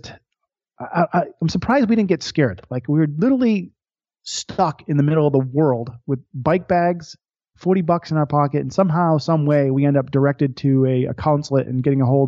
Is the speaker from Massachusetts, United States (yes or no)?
yes; Boston, Massachusetts, United States; I grew up watching the Boston Red Sox. I'm from Boston, Massachusetts